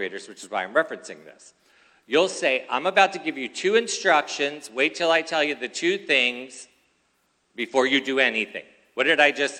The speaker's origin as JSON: {"language": "English", "town": "Philadelphia", "region": "Pennsylvania", "country": "United States", "tie": "born or raised there", "moved": "yes", "lives_now": "California, United States", "said": "I was originally born in Philadelphia"}